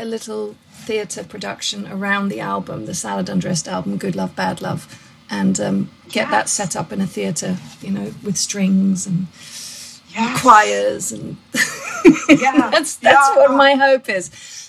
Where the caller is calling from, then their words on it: Brighton, South East England, United Kingdom; I'm ringing in from the UK and a lovely seaside town called Brighton.